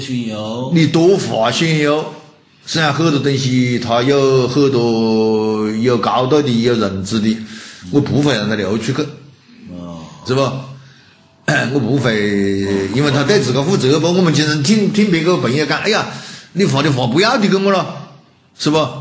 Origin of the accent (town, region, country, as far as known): China